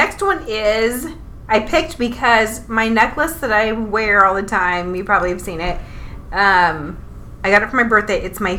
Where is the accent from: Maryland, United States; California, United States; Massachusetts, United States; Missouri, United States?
Missouri, United States; Kansas City; I'm from Kansas City, bitch.